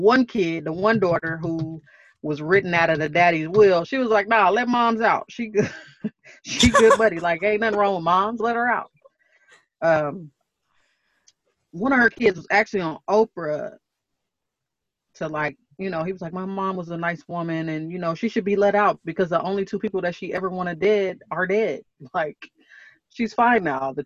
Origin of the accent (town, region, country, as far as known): Oklahoma, United States; born or raised there; also born or lived in Milwaukee, Wisconsin